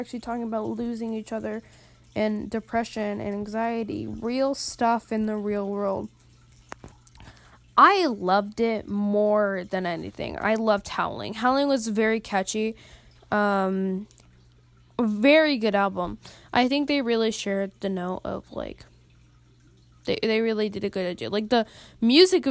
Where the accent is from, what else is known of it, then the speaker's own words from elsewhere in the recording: United States; I'm an American